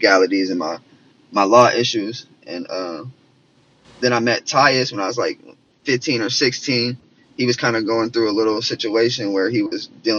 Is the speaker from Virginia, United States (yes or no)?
no; Portland, Oregon, United States; I'm born and raised in Portland, Oregon. Been here my whole life.